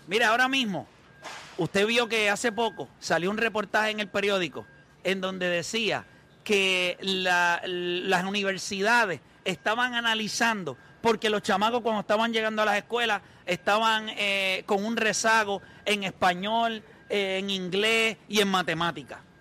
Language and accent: Spanish; Puerto Rico; nosotros como puertorriqueños